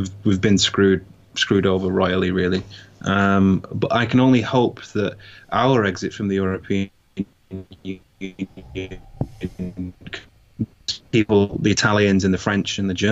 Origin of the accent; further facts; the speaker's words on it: United Kingdom; we're British